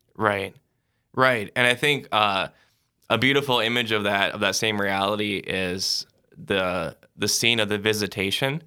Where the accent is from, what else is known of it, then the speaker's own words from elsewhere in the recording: Sioux Falls, South Dakota, United States; I'm originally from Sioux Falls, South Dakota